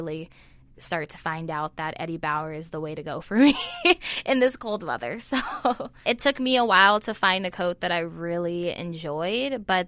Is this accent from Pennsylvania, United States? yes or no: no; Los Angeles, California, United States; Well, I come from Los Angeles, California